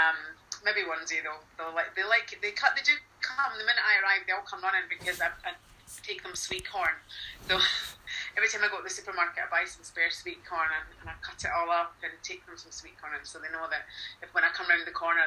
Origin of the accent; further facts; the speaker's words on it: Scotland, United Kingdom; we're Scottish.